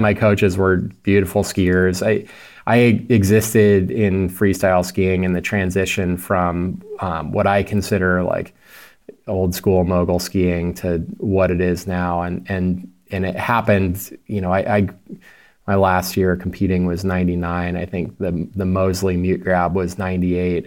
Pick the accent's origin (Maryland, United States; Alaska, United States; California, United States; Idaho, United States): Idaho, United States; Ketchum; moved away; also born or lived in Montana; I was born and raised in the Wood River Valley, so, uh, Ketchum was what I considered hometown.